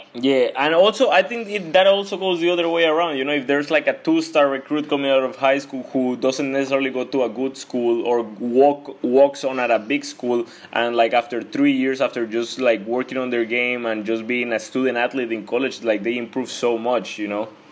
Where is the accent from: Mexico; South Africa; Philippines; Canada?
Mexico; I'm from Mexico